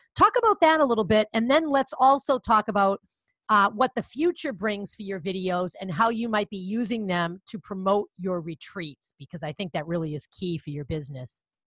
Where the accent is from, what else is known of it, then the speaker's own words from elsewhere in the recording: Connecticut, United States; accent: Boston; that's where I am from, with my bad Boston accent